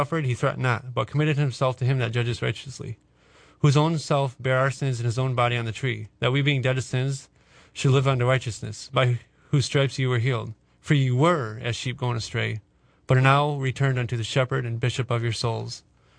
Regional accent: Cedar Springs, Michigan, United States; I grew up in Cedar Springs, Michigan, just north of Grand Rapids

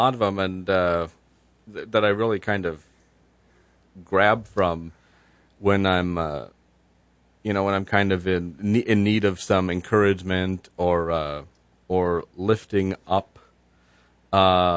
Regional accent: Byron Township, United States; I'm working with a group of citizens in my hometown of Byron Township

